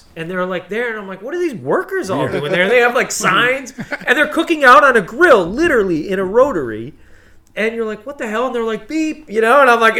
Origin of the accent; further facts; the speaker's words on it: United States; I'm American.